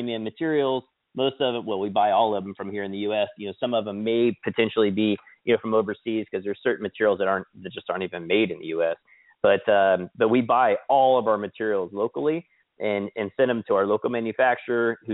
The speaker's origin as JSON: {"language": "English", "region": "Kansas", "country": "United States", "tie": "born or raised there", "also_born_or_lived": "Sedona, Arizona", "moved": "yes", "said": "I grew up in Kansas, but I also lived in Arizona, like Sedona, Arizona area"}